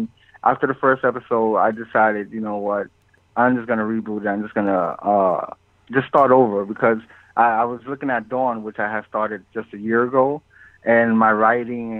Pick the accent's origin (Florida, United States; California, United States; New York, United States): New York, United States; also born or lived in Puerto Rico; I was born in Puerto Rico, and then we moved to New York when I was 2 years old